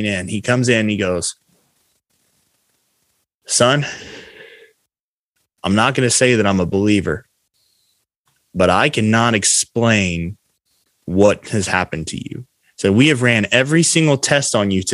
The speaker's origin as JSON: {"language": "English", "town": "Du Quoin", "region": "Illinois", "country": "United States", "tie": "born or raised there", "said": "in my hometown of DuQuoin, Illinois"}